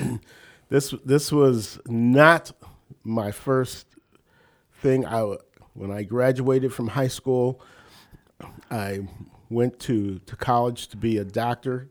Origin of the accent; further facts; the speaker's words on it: New Castle, Pennsylvania, United States; also born or lived in Uniontown, Pennsylvania; now in Northeast Ohio, United States; I'm a Western P A, born and bred